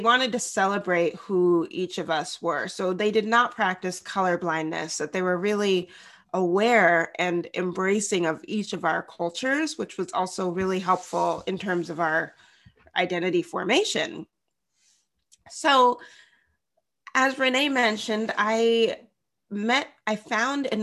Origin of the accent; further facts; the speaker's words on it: Bellingham, Washington, United States; also born or lived in Tennessee; now in Seattle, United States; I grew up in Bellingham, Washington